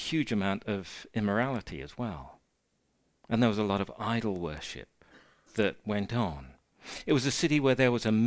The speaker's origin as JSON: {"language": "English", "country": "United Kingdom", "said": "as British, we have a huge amount of respect for the elderly and the disabled"}